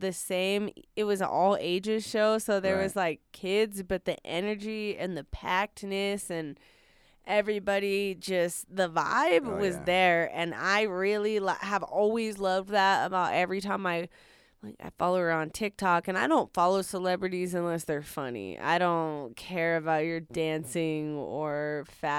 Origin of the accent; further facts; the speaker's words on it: Fort Collins, Colorado, United States; I'm from Fort Collins